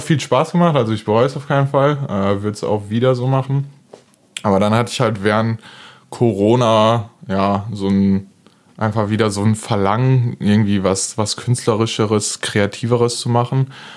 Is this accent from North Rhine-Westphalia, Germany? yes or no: yes; Duisburg, North Rhine-Westphalia, Germany; ich komme tatsächlich auch aus Duisburg. Äh, ich erkläre es immer ganz gerne so, es ist ein ist ein linksrheinischer Teil von Duisburg, der kulturell eher so niederrhein ist, also so Dorf